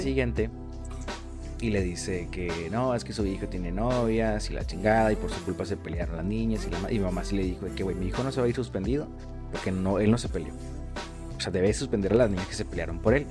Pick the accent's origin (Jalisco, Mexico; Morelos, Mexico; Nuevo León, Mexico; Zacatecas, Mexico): Nuevo León, Mexico; Monterrey; Monterrey nací en La Conchita